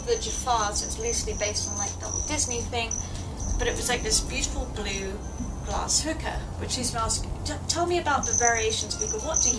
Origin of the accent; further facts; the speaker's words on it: United Kingdom; you know, I'm British